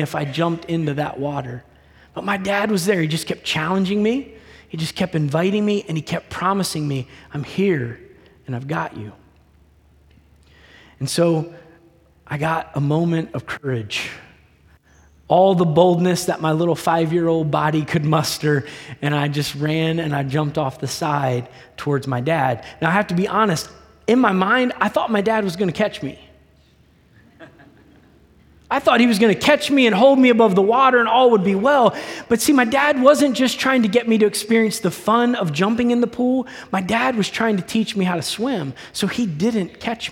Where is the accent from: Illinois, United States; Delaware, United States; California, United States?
Delaware, United States; I grew up in the state of Delaware.